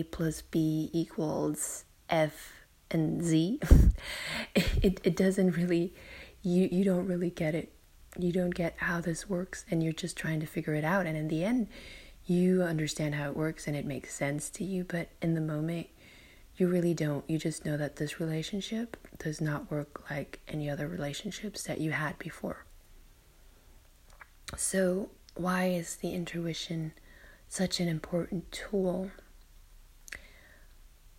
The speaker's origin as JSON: {"language": "English", "country": "Germany", "tie": "born or raised there", "said": "I'm in my hometown in Germany and visiting relatives"}